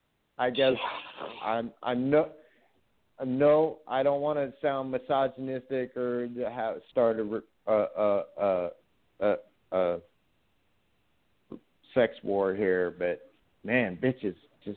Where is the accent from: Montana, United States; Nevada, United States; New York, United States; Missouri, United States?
Nevada, United States; I'm from Nevada. I grew up there. I traveled back and forth, but I always returned to Nevada, and I'm born and raised.